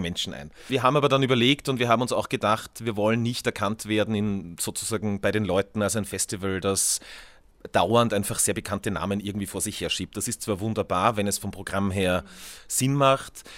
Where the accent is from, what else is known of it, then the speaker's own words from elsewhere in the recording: Tyrol, Austria; in unserem kleinen Ort in Tirol, wo ich aufgewachsen bin